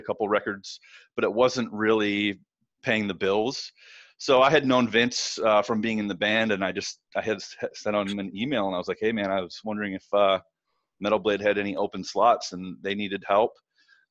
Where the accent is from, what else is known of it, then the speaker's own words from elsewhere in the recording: Northern Michigan, United States; moved away as an adult; also born or lived in Detroit, Michigan / Ypsilanti, Michigan; I'm from Northern Michigan. I started playing in local bands, as a teenager. I graduated high school in 1999 and immediately moved from the small town I was in Northern Michigan to Detroit